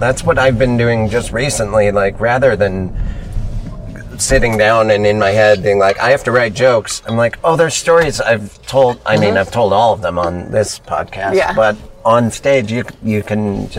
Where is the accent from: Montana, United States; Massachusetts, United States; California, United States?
Montana, United States; moved away as an adult; Growing up in Montana, I took it for granted, and then I finally live at the ocean.